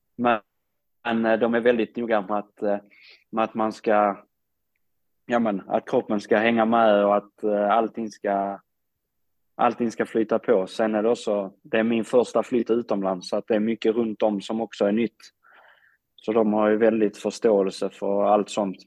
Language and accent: Swedish; Sweden; moved away as an adult; jag kommer från Sverige